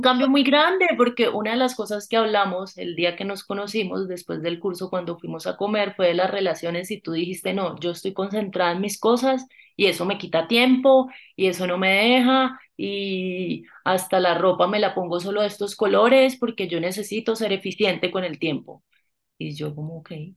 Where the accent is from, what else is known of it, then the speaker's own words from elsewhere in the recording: Bucaramanga, Santander, Colombia; now in Bogotá, Colombia; Yo vengo de Bucaramanga